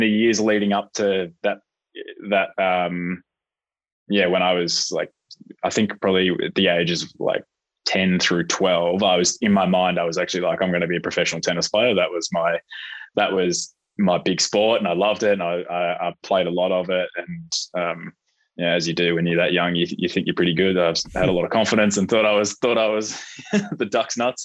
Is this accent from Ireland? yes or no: no; Melbourne, Victoria, Australia; also born or lived in Perth; growing up in that environment, I mean, I remember going to the Australian Open as a kid